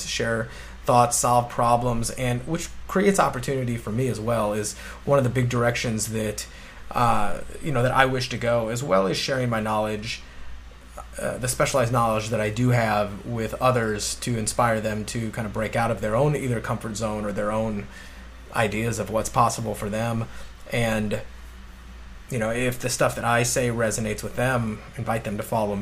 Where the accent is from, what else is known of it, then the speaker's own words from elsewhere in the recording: St. Louis, Missouri, United States; moved away as an adult; also born or lived in Illinois / Orlando; I grew up in St. Louis, went to college in Illinois